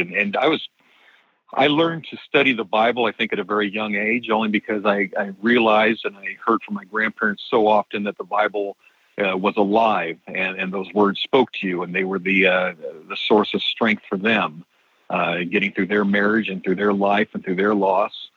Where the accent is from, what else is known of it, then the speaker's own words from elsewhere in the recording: Southern California, United States; moved away as an adult; also born or lived in Denver, Colorado; I'm actually from Southern California